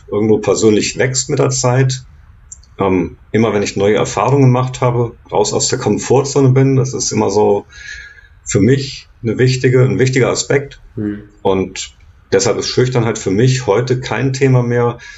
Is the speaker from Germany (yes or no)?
yes; Giessen, Hesse, Germany; Da komme ich her, aus Gießen in Hessen.